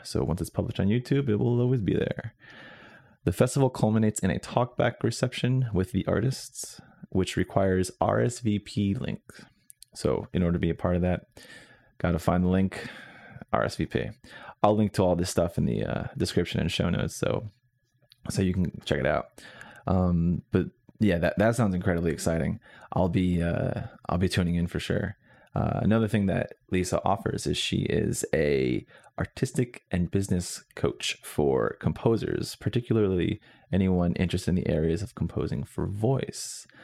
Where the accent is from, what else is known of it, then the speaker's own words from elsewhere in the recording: Northwestern New Jersey, United States; now in Chicago, United States; I'm originally from Northwestern New Jersey